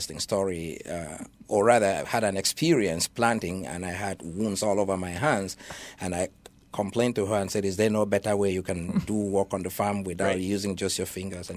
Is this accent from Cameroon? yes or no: yes; Bamenda, North-West Region, Cameroon; moved away as an adult; also born or lived in Minnesota / Kansas / Michigan; now in Chicago, United States; originally, I was born in Cameroon, mm-hmm. and specifically in the Archdiocese of Bamenda.